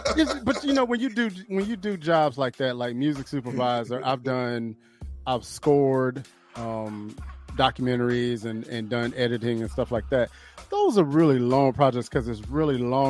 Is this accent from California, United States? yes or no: no; High Point, North Carolina, United States; my hometown, High Point, North Carolina